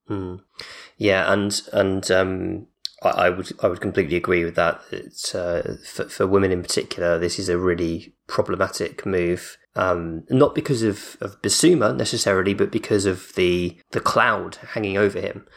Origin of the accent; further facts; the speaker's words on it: United Kingdom; I say Depot 'cause I'm, I'm British